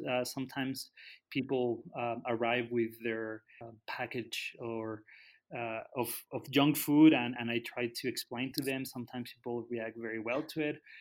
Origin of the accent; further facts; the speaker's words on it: Guadalajara, Jalisco, Mexico; moved away as an adult; also born or lived in Canada; now in Tala, Mexico; I grew up in Guadalajara. When I was 20, I moved to Canada.